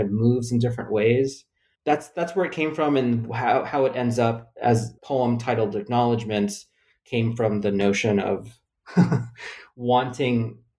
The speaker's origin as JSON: {"language": "English", "country": "Philippines", "tie": "born there", "said": "I make sure to say I was born in the Philippines, so the judges know that my white-sounding name belongs to me."}